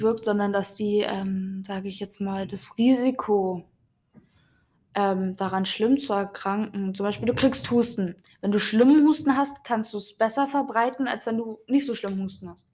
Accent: Germany; bei uns in Deutschland

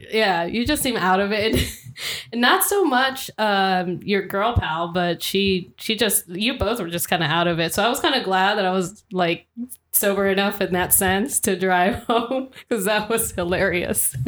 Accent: Atlanta area, Georgia, United States; we're from the Atlanta area, Georgia

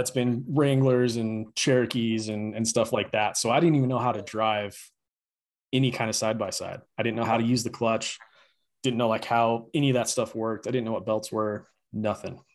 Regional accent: Grand Junction, Colorado, United States; I grew up in Grand Junction

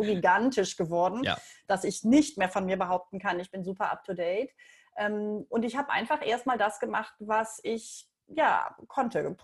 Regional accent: Leverkusen, North Rhine-Westphalia, Germany; moved away as an adult; also born or lived in Buenos Aires, Argentina; Ich bin in Leverkusen geboren und aufgewachsen

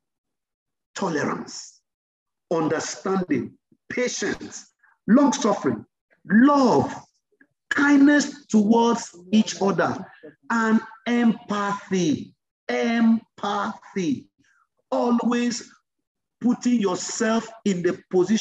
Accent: Yorubaland, Nigeria; My mom, we grew up in Yoruba land

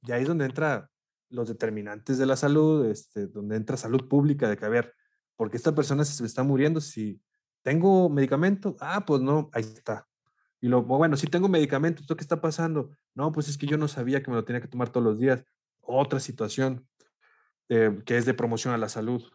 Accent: Monclova, Coahuila, Mexico; also born or lived in Saltillo; yo soy de Monclova, soy de Coahuila también

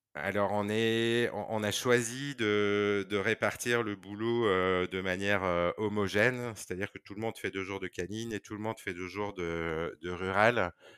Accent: Belgium; moved away as an adult; now in Condé-en-Brie, France; je suis belge, donc j'ai fait mes études en Belgique

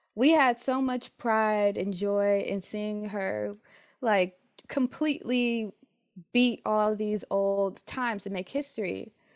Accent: Detroit, Michigan, United States; moved away as an adult; I'm from Detroit, um, lots of Detroit public schools are predominantly Black, and I went to a high school that had over three thousand students

